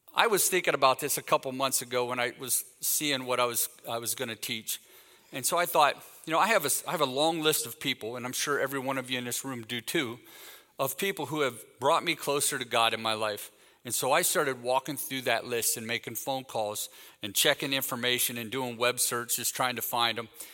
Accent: Canton, Ohio, United States; moved away; I'm from Canton, Ohio

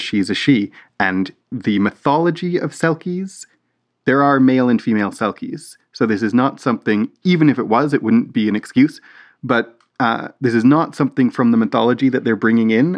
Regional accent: Canada; We're we're Canadian

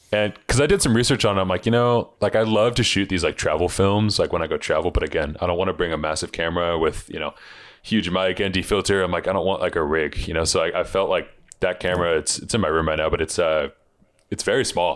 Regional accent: Seattle, Washington, United States; growing up in Seattle where it rains all the time

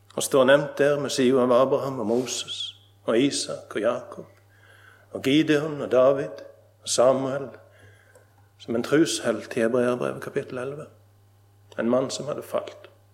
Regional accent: Nesvåg, Rogaland, Norway; Jeg satt på grendehuset hjemme på Nesvåg

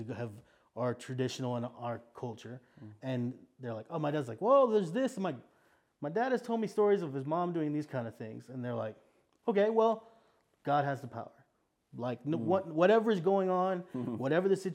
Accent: South Texas, United States; I come from South Texas, which is a very like Hispanic area of Texas, but also connected to Mexico.

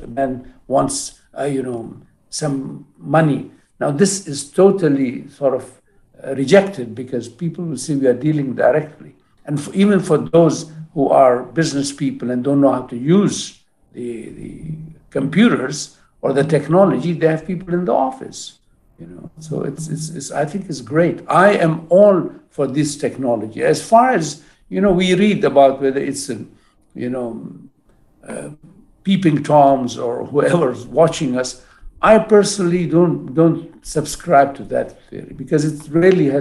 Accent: Jeddah, Makkah Province, Saudi Arabia; I'm from Jeddah

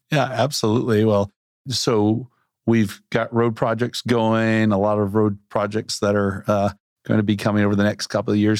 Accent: Central Arkansas, United States; moved away; also born or lived in Bentonville, Arkansas; I grew up in Central Arkansas, moved away for a long time

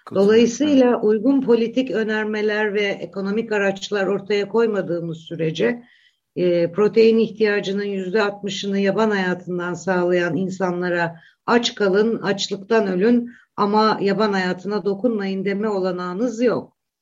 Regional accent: Black Sea Region, Turkey; ben Karadenizliyim

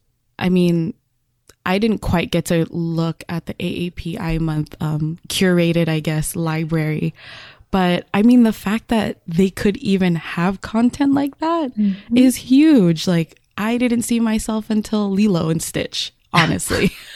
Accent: California, United States; as a Californian

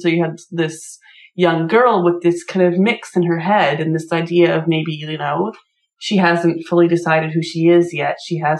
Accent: Canada; as a Canadian

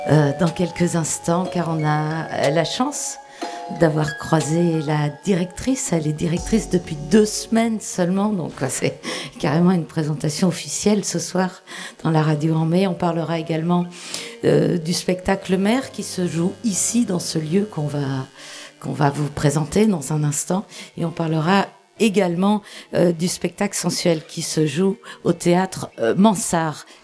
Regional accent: Nantes, Pays de la Loire, France; Je viens de Nantes et la compagnie était en Bretagne.

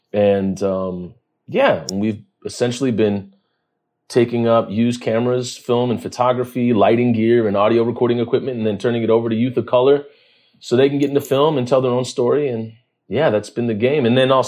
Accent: New Orleans, Louisiana, United States; born there; And I was born in New Orleans. So I grew up in a family of activists.

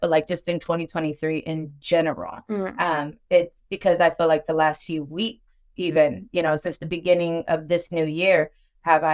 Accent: Dallas, Texas, United States; I'm from Dallas, Texas. I was born and raised in Dallas

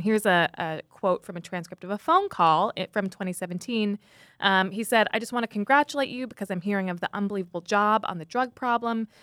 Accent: United States; I'm American.

